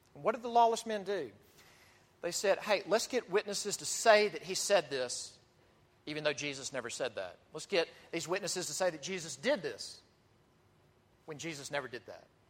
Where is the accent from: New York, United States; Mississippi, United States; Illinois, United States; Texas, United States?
Mississippi, United States; I'm from Mississippi